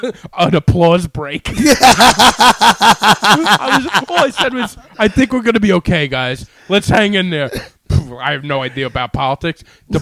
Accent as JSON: {"language": "English", "region": "New York", "country": "United States", "tie": "born or raised there", "said": "growing up in New York"}